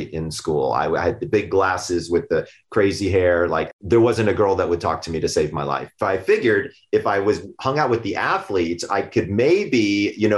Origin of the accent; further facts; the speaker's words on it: Sandy Springs, Georgia, United States; I'm from Sandy Springs, Georgia